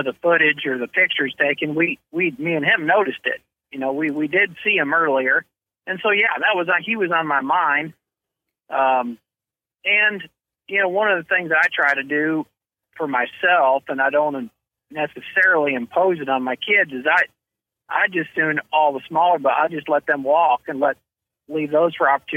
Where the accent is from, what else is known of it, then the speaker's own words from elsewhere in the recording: Chicago, Illinois, United States; moved away as an adult; also born or lived in Missouri; growing up in Chicago, all I did was play baseball there